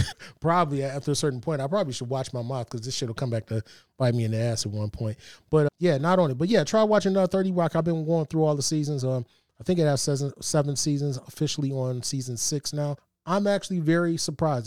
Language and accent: English; East Cleveland, Ohio, United States; the house I grew up in in East Cleveland